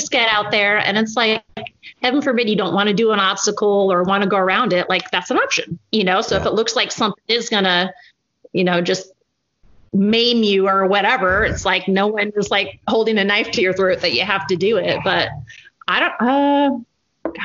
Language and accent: English; West Plains, Missouri, United States; moved away as an adult; also born or lived in Vermont; now in Springfield, United States; I grew up around the Caulfield West Plains area, which is about 2 hours outside of Springfield here, Springfield, Missouri